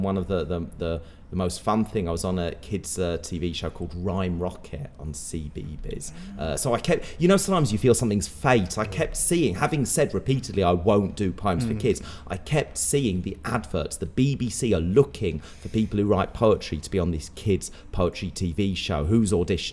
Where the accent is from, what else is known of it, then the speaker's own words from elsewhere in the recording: Pembrokeshire, Wales, United Kingdom; also born or lived in London; now in Manchester, United Kingdom; I grew up in Pembrokeshire in Wales, very rural, beautiful area